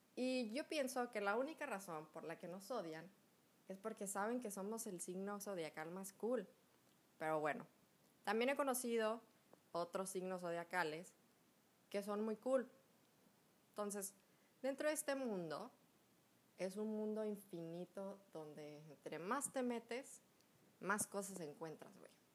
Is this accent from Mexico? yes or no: yes; Mexico; cuando yo estaba chiquita, como todo buen mexicano, como todo mexicano cool